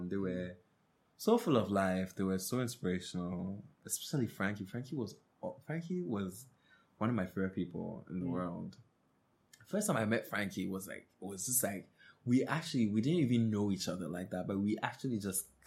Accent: Nigeria; I'm Nigerian.

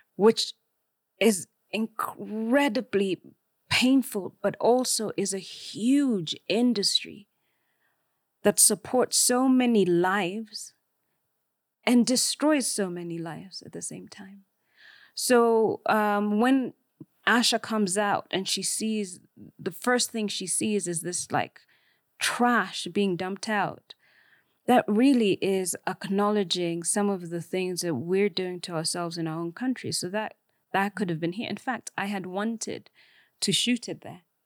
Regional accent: Kenya; I am Kenyan

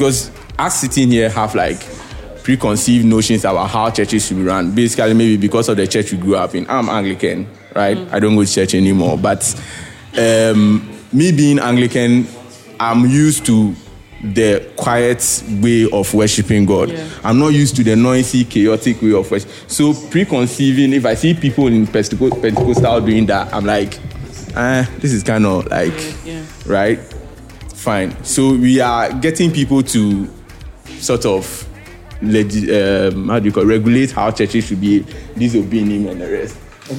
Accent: Ghana; And this is not something as Ghanaian, we are used to, right?

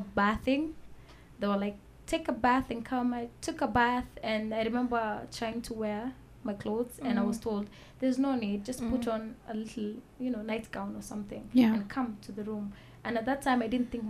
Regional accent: Nairobi, Kenya; I was born and raised in Nairobi

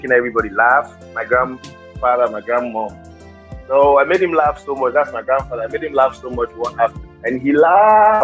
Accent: Delta, Nigeria; I'm from Delta State

